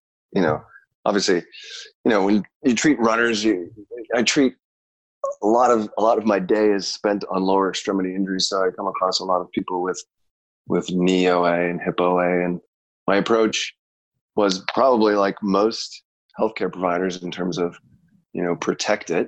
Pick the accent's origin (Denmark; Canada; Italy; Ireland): Canada; moved away; also born or lived in Chicago; grew up in Canada